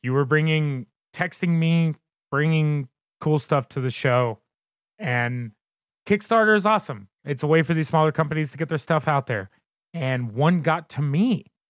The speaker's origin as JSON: {"language": "English", "region": "Southern Indiana", "country": "United States", "tie": "born or raised there", "moved": "yes", "lives_now": "Colorado, United States", "said": "I am originally from Southern Indiana. Uh, pretty much right across, well, I can't say pretty much. I was directly across the river from Louisville, Kentucky, and grew up right on the Ohio River."}